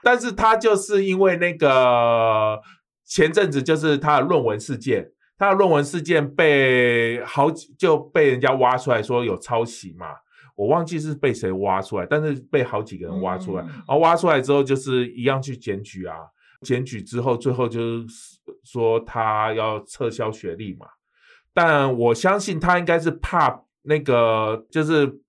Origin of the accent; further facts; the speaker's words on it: Taiwan; 我们台湾人就是很客套